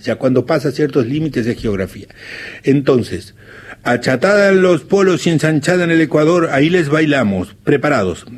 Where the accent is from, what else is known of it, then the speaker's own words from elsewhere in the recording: San Jorge, Santa Fe, Argentina; moved away; allá lejos está mi pueblo San Jorge